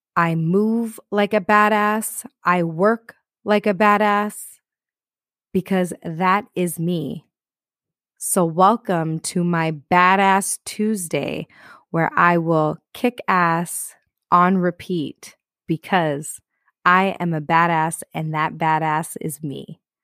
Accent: Toronto, Ontario, Canada; I am from Toronto, Canada, and here we got a lot of snow.

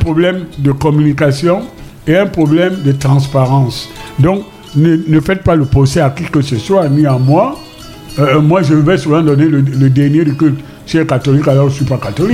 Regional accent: Douala, Littoral, Cameroon; also born or lived in Paris; Quand j'étais jeune ici à Douala

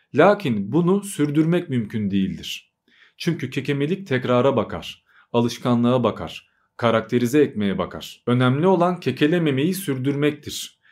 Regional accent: Turkey; first language Albanian; also born or lived in Albania; ben hem Arnavutça ile hem de Türkçeyle büyüdüm ve 3-4 yaşlarındayken Arnavutluktan Türkiye'ye taşındık

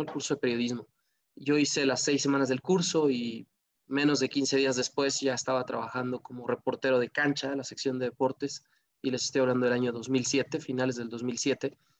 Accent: Mexico; ahí aprendí mucho de leyes en mi país

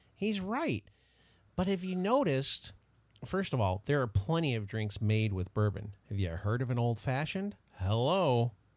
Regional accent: United States; I take a lot of pride in my country, so I like I like America a lot.

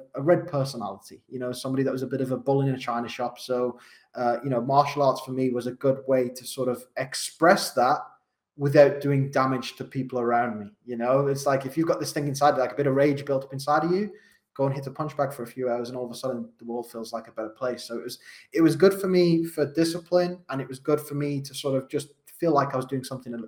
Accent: Wolverhampton, West Midlands, United Kingdom; accent: Wolverhampton; So I'm from Wolverhampton. You might not be able to tell from my accent. I've spent a lot of time being a coach trying to change it because it's probably one of the hardest ones to understand in the UK. I'm from Wolverhampton.

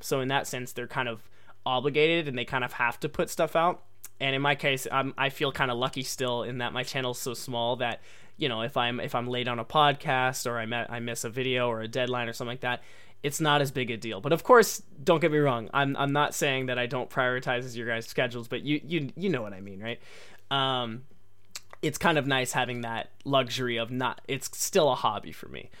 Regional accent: United States; accent: American English; first language English; I was born and raised in America, so I come from an English-speaking country

